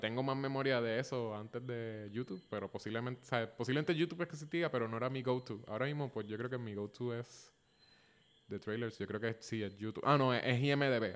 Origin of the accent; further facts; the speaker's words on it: Puerto Rico; also born or lived in San Francisco; somos los dos puertorriqueños. Yo estoy en Puerto Rico